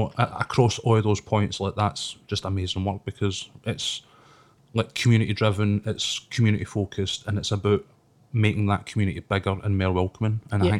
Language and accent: English; Glasgow, Scotland, United Kingdom; because I come from Springburn. I'm no far from where the Red Road used to be.